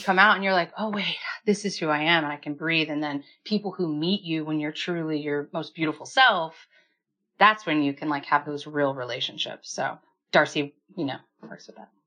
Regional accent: Kansas, United States; I'm from Kansas

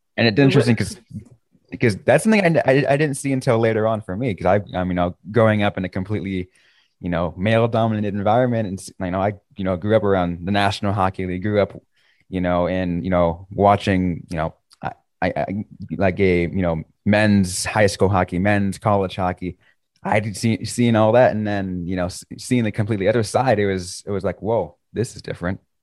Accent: California, United States; I grew up in California

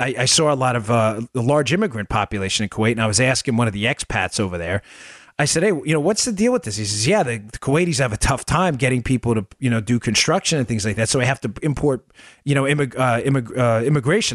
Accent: Glendale, United States; I grew up in Glendale

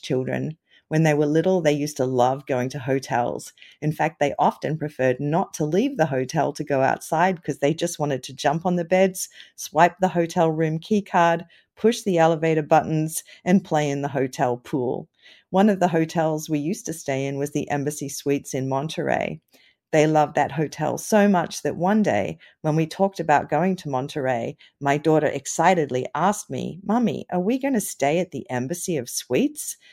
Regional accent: Australia; now in Davis, United States; You might detect an accent because I grew up in Australia

